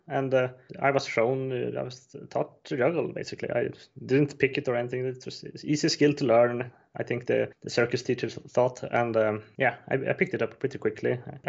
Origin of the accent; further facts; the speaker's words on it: Östersund, Jämtland, Sweden; born there; I was born in Östersund in Sweden, 1988.